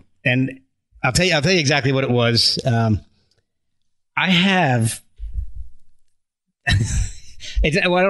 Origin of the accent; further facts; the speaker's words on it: United States; I'm American.